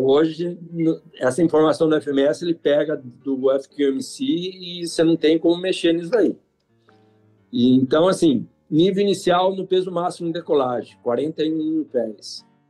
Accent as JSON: {"language": "Portuguese", "town": "Piracicaba", "region": "São Paulo", "country": "Brazil", "said": "eu sou de Piracicaba"}